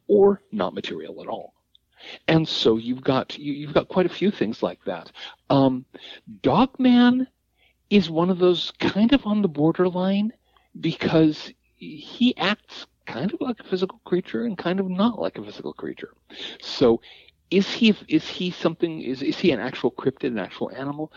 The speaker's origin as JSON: {"language": "English", "town": "Seattle", "region": "Washington", "country": "United States", "tie": "born or raised there", "said": "growing up in the South Seattle suburbs"}